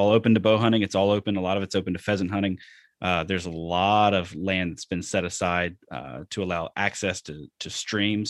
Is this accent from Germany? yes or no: no; Alabama, United States; moved away as an adult; also born or lived in Louisiana / Deep South; now in Wisconsin, United States; I'm from Alabama, lived for seven years in Louisiana, grew up hunting and fishing